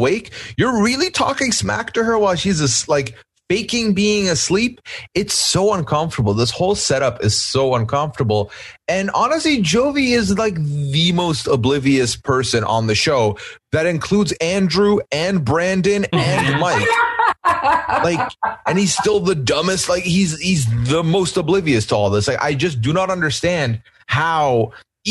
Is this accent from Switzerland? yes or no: no; Dubai, United Arab Emirates; moved away as an adult; also born or lived in Canada / Iran (ancestry); now in United States; So I was born and raised in Dubai. Both my parents are Iranian. I grew up in a Muslim household with a father who practiced and a mother who did not really. And then I moved to Canada for university at 19